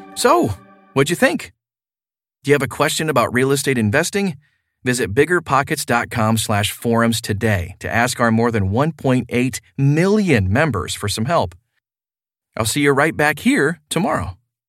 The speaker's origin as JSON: {"language": "English", "town": "Memphis", "region": "Tennessee", "country": "United States", "tie": "born or raised there", "said": "my hometown of Memphis"}